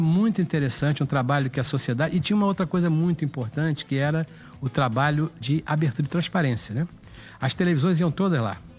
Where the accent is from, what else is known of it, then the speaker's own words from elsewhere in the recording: Rio de Janeiro, Brazil; nasci em São Cristóvão